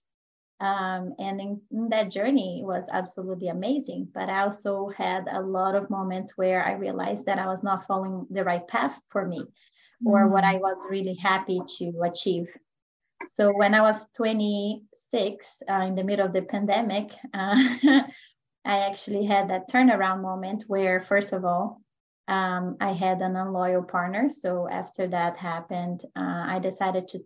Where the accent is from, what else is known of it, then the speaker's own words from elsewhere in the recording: Brazil; moved away as an adult; now in United States; I am originally from Brazil.